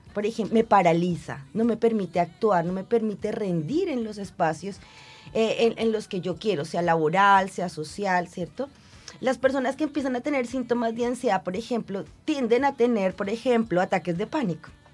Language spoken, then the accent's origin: Spanish; Bogotá, Colombia; moved away as an adult; now in Concepción, Chile; yo soy bogotana y Bogotá es una ciudad bastante fría y lluviosa todo el año